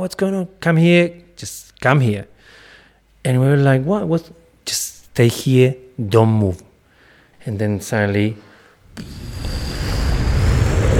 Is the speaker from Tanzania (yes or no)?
no; Argentina; English is a second language; moved away as an adult; also born or lived in Chile; now in Australia; my Argentina family